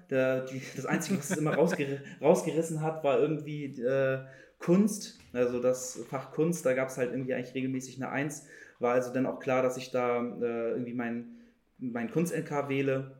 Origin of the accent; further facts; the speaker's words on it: Hamburg, Germany; Ich bin Hamburger Jung. Ich bin nie groß weggekommen, tatsächlich, außer mal für vielleicht auch mal längere Reisen. Aber mein kompletter Werdegang ist eigentlich in Hamburg.